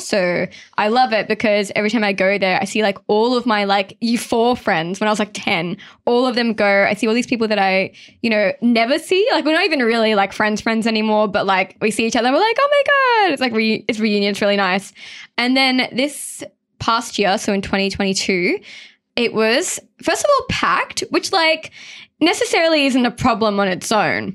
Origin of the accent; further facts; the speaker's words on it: Sydney, New South Wales, Australia; growing up, I lived in Mount Druitt